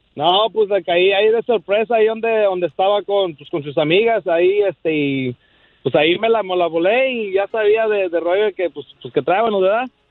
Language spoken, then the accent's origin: Spanish; Michoacán, Mexico; yo soy michoacano